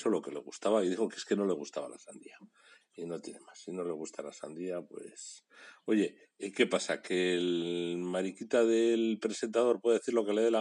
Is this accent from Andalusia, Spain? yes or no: no; Bilbao, Basque Country, Spain; hace 120 años, Bilbao perdió a dos grandes mujeres, a dos grandes bilbaínas, las cosas como son, y yo soy de Bilbao.